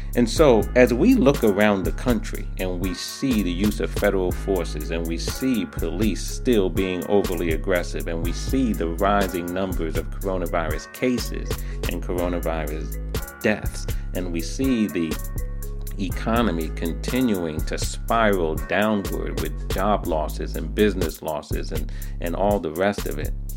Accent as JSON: {"language": "English", "town": "New York City", "region": "New York", "country": "United States", "tie": "born or raised there", "said": "New York City, my hometown"}